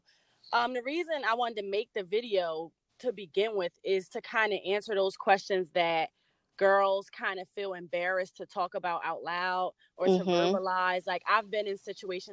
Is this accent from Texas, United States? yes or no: no; New Jersey, United States; I'm from South Jersey